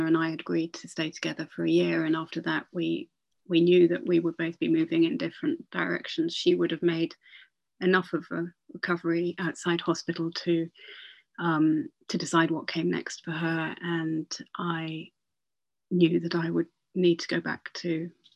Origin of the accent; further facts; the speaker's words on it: Northumberland, North East England, United Kingdom; now in Oxford, United Kingdom; When I was growing up in Northumberland